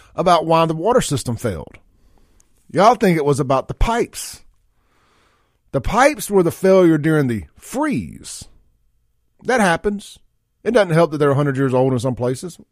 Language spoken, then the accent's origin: English; Jackson, Mississippi, United States; growing up out there in South Jackson and Byron